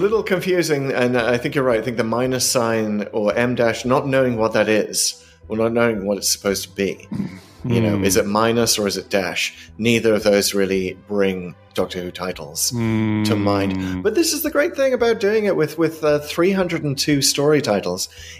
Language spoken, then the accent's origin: English; United Kingdom; As a British historian, I couldn't let that one go.